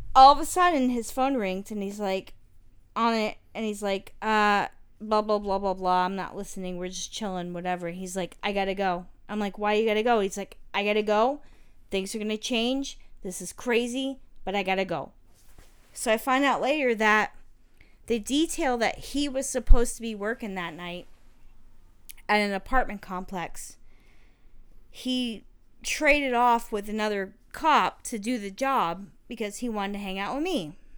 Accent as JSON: {"language": "English", "town": "St. Petersburg", "region": "Florida", "country": "United States", "tie": "born or raised there", "said": "I grew up in the South Side St."}